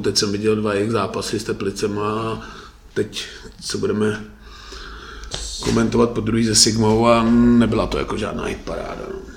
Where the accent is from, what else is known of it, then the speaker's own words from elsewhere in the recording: Litvínov, Ústí nad Labem Region, Czechia; Já jsem teda z Litvínů